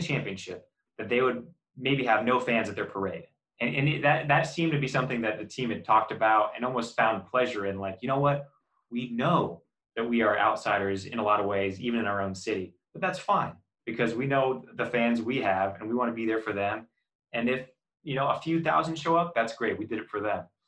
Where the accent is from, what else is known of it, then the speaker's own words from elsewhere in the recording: Oregon, United States; now in Los Angeles, United States; I'm a transplant too. I'm from Oregon. I'm not from LA originally